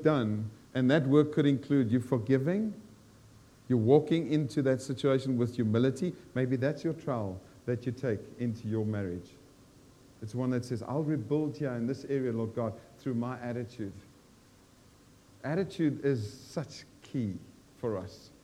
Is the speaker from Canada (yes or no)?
no; South Africa; moved away as an adult; I'm South African, I've lived here 42 years